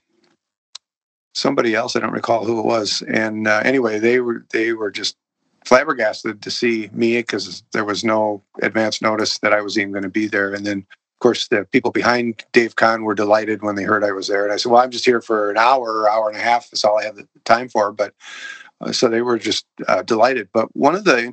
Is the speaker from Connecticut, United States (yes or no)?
no; St. Paul, Minnesota, United States; moved away; I grew up in St. Paul